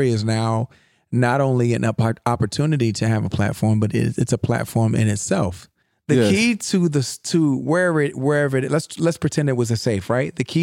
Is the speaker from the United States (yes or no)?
yes; United States; I'm an American